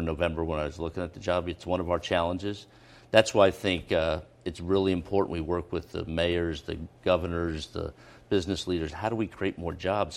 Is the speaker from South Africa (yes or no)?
no; Philadelphia, Pennsylvania, United States; moved away as an adult; also born or lived in Boston; now in Rhode Island, United States; I'm born and raised in Philadelphia, in West Philadelphia